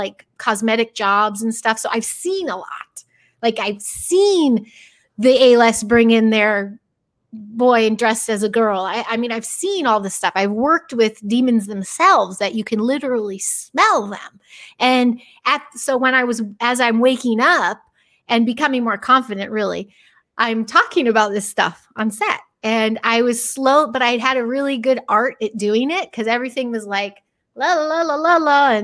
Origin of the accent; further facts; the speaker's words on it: Chicago, Illinois, United States; moved away as an adult; now in Los Angeles, United States; I'm mostly from Chicago, but I have been out here 23 years, and it started in Chicagoland area. And I was like 14